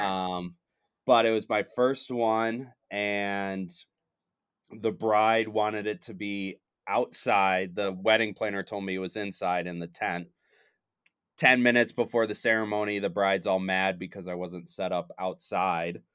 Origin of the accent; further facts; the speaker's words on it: Michigan, United States; now in Denver, United States; I'm originally from Michigan